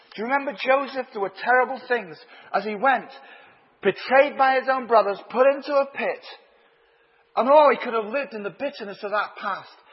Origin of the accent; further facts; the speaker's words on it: Leeds, Yorkshire and the Humber, United Kingdom; moved away as an adult; now in Ireland; Although I've lived in Ireland for 34 years, I grew up in Leeds.